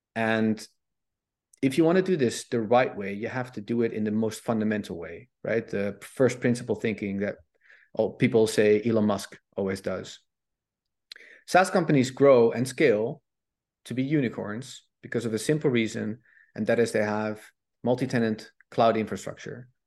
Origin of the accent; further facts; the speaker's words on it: Netherlands; I'm Dutch, I'm from Holland